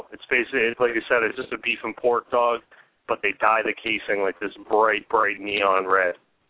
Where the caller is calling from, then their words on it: Portland, Maine, United States; I'm calling from Portland, Maine.